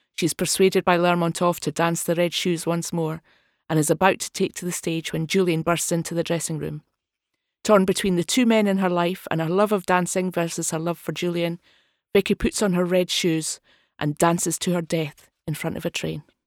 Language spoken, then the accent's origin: English; Dundee, Scotland, United Kingdom; I'm from Dundee